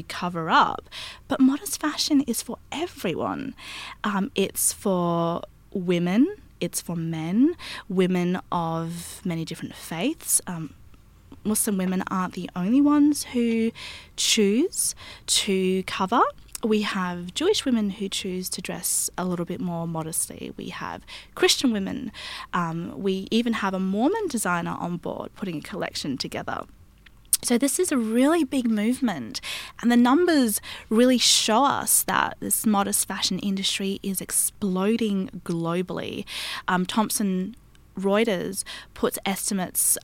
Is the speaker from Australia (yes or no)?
yes; Australia; I grew up in Australia